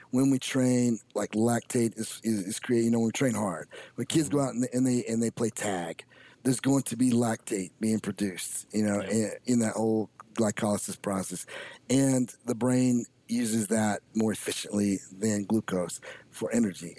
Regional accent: United States; We are Americans

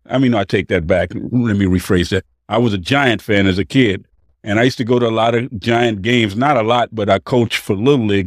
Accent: East Palo Alto, California, United States; also born or lived in Waco, Texas; now in Los Angeles, United States; I grew up in the Bay Area, East Palo Alto, Menlo Park

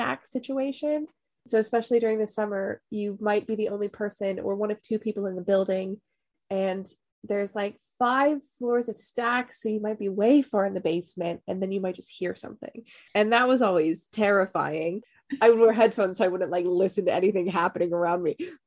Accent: Pittsburgh, Pennsylvania, United States; moved away as an adult; now in London, United Kingdom; I am from Pittsburgh and I did go to Pitt. I then moved to London.

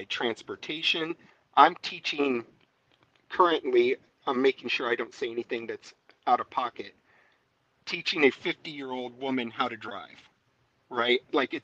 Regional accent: San Diego, California, United States; also born or lived in Pensacola, Florida; now in Alabama, United States; I was born in San Diego

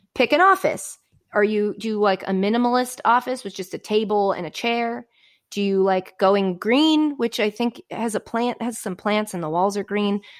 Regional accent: Framingham, Massachusetts, United States; moved away as an adult; also born or lived in New York area; now in New Jersey, United States; that's where I'm from

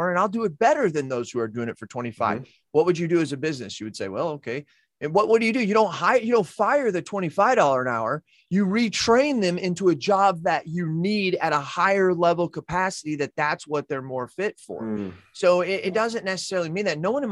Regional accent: United States; I'm an American

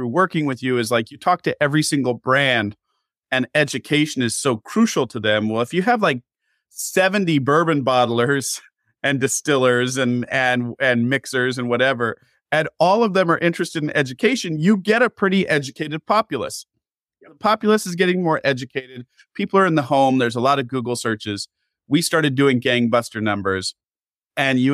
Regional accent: Pacific Northwest, United States; we're both from the Pacific Northwest

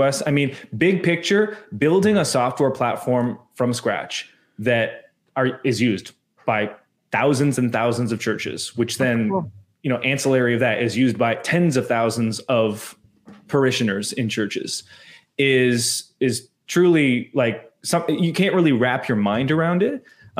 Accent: Canada; I am Canadian. I understand we are more progressive typically this side of the continent.

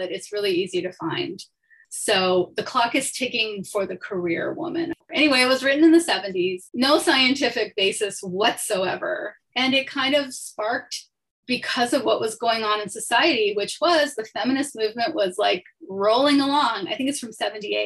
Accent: Toronto, Ontario, Canada; moved away as an adult; also born or lived in Chicago; now in New York, United States; I grew up in Toronto in Canada, and I spent my 20s in Toronto

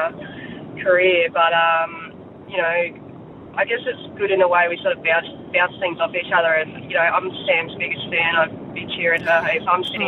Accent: Sunshine Coast, Queensland, Australia; I'm actually from the Sunshine Coast, not the Gold Coast. But, yeah, I grew up down in the hinterland down there

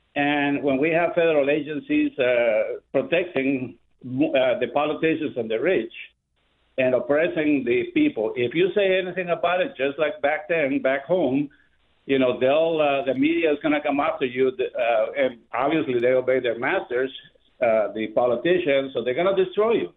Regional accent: Guatemala; now in Orlando, United States; I am originally from Guatemala.

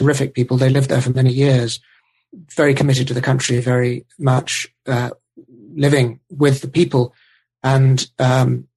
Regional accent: United Kingdom; Being British

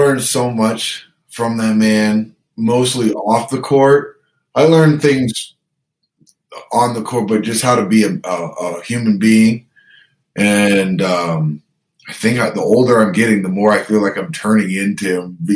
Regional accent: Canada; we're Canadian

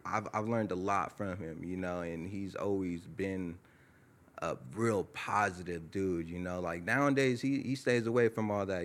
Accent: Tehachapi, California, United States; also born or lived in Lancaster, California; I was born in Lancaster, California. I grew up in a small town called Tehachapi, California

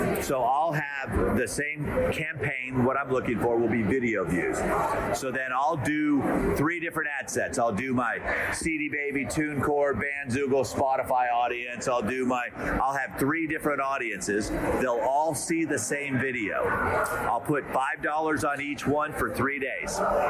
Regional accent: Canada; We're out from Canada, eh?

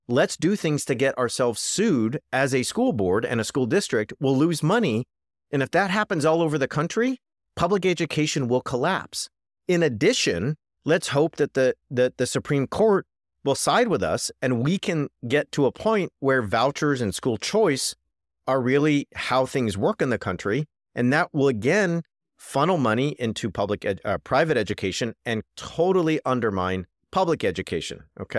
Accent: California, United States; my home state of California

